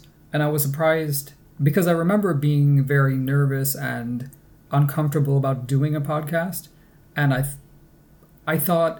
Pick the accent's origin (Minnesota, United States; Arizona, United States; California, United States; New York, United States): New York, United States; accent: Great Lakes; now in Canada; One thing I noticed also is that my Great Lakes accent was a lot stronger back then, by which I mean those hard O's, like in dollar and socks.